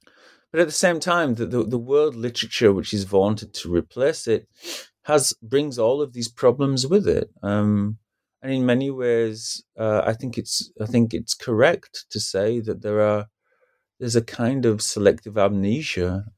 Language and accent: English; United Kingdom; for example, as a British person, to use a first world example, right?